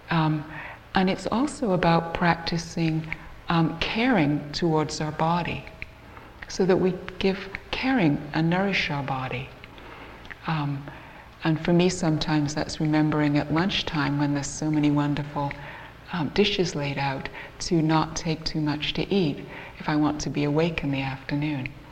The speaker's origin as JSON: {"language": "English", "country": "Canada", "said": "I'm also from Canada, and we don't all sound like we're English, even though the two of us here do."}